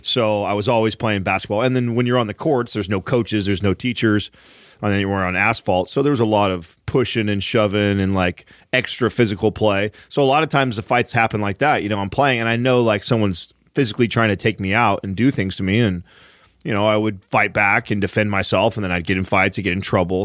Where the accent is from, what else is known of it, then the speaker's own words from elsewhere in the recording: San Jose, California, United States; also born or lived in Woodland Park, Colorado; I've grown up in areas uh, like San Jose. I was born in San Jose